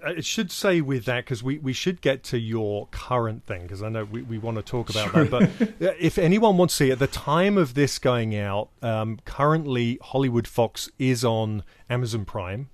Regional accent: United Kingdom; I'm British

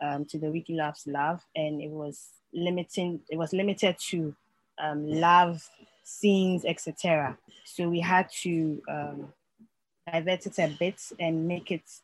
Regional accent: Ghana; I'm a Ghanaian and a long-time Wikipedian

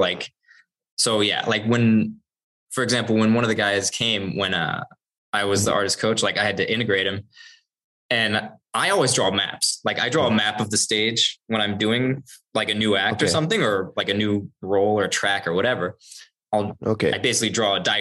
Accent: United States; I'm American.

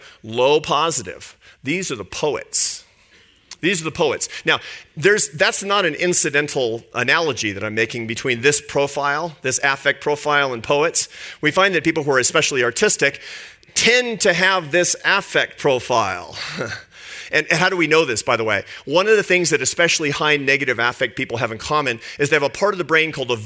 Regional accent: Seattle, Washington, United States; I grew up in Seattle, in a lower middle class neighborhood in Seattle

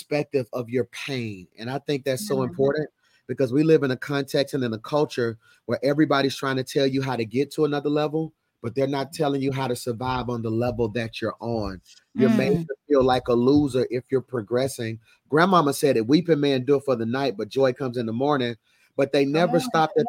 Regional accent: Birmingham, Alabama, United States; I'm from Birmingham, Alabama, the place of reconciliation and change.

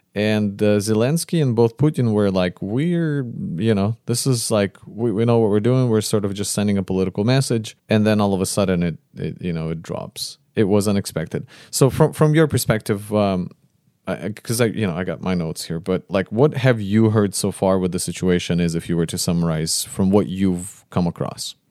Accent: Konotop, Sumy Oblast, Ukraine; moved away; I came from a region from Northeast

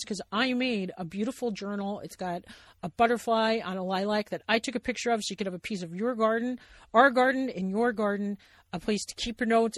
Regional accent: Long Island, New York, United States; moved away as an adult; also born or lived in New Jersey; now in Montana, United States; I grew up on Long Island

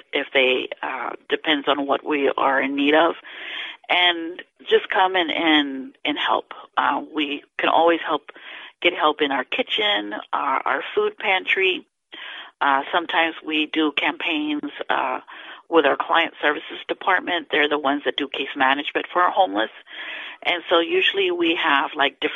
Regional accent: Houston, Texas, United States; moved away as an adult; now in Brownsville, United States; I'm originally from Houston

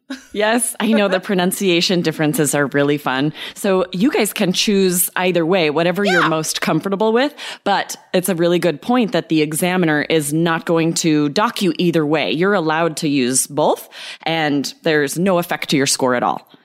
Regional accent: United States; In America, we say garbage, but we've adopted the word rubbish

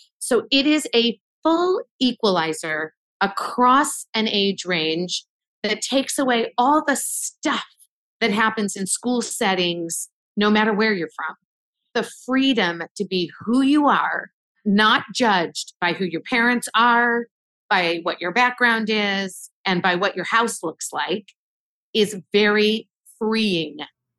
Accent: Wichita, Kansas, United States; I'm not from the big city. I am from Wichita, Kansas. I am from a teeny tiny Jewish community in the middle of the Midwest.

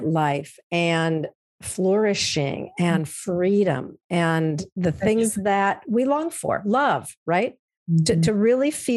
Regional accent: central Minnesota, United States; I'm from Minnesota, grew up here in a small town in kind of central Minnesota in a rural area

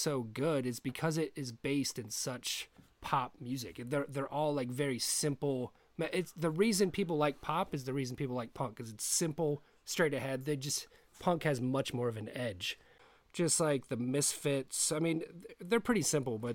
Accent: Western Maryland, United States; growing up in Western Maryland

